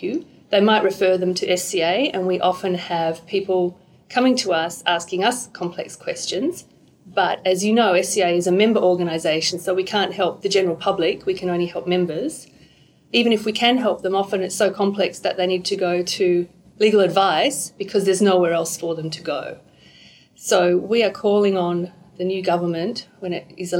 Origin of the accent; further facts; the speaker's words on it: Perth, Western Australia, Australia; moved away as an adult; also born or lived in New South Wales; I move back to Perth, and I'm from Perth originally.